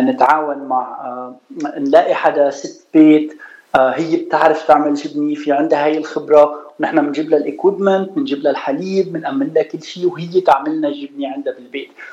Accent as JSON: {"language": "Arabic", "town": "Suwayda", "region": "As-Suwayda Governorate", "country": "Syria", "also_born_or_lived": "United States", "moved": "as an adult", "lives_now": "Los Angeles, United States", "said": "أنا من السويدة، من سوريا"}